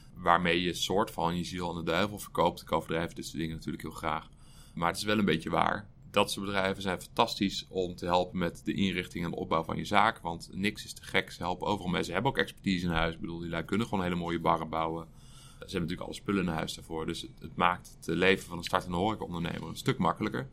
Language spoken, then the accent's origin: Dutch; Utrecht, Netherlands; Ik ben geboren en getogen in Utrecht